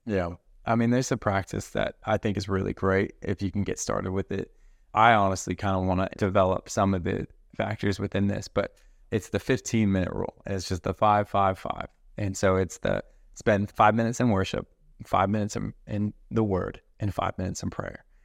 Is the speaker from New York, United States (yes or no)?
no; Colorado, United States; I'm from Colorado